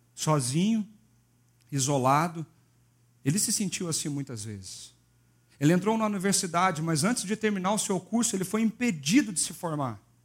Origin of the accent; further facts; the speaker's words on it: Minas Gerais, Brazil; eu sou mineiro